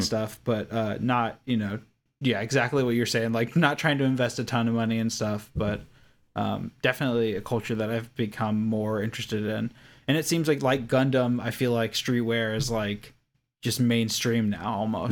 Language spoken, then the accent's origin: English; Kentucky, United States; I grew up in Kentucky, across the country